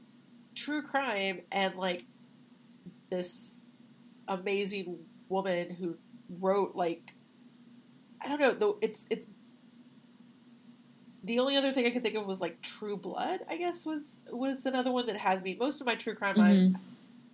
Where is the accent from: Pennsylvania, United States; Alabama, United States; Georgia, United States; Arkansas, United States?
Arkansas, United States; West Memphis; the West Memphis Three, which was a big case in my hometown